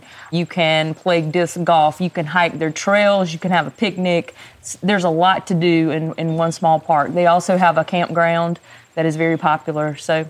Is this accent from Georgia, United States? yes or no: no; the Midlands of South Carolina, United States; I grew up and live in the Midlands of South Carolina.